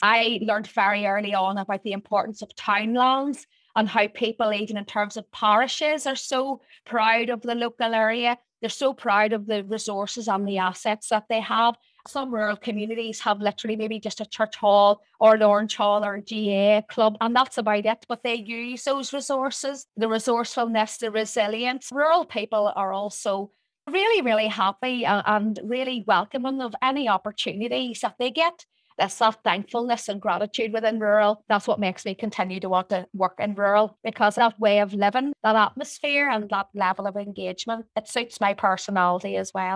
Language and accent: English; Portadown, Northern Ireland, United Kingdom; I was born and reared in Portadown